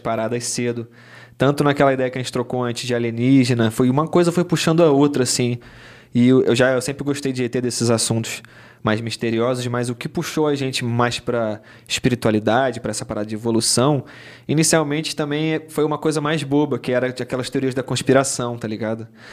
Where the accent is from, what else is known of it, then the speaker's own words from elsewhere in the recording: Rio de Janeiro, Brazil; also born or lived in Arraial da Ajuda, Bahia; eu cresci na Zona Sul aqui